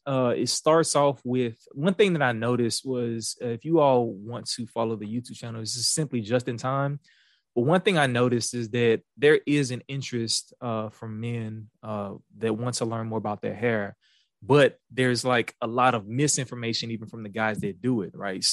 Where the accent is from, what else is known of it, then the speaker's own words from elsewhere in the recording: Houston, Texas, United States; accent: Houston; Yeah, so I was born in Houston. I moved around a lot as a kid. We moved all over from like Beaumont, Louisiana, different parts of Houston and things of that nature. But I'm a Houston native. You can probably tell in my accent